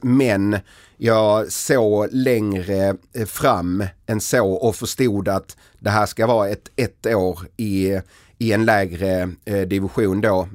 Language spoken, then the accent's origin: Swedish; Helsingborg, Skåne, Sweden; moved away; jag kom från Helsingborg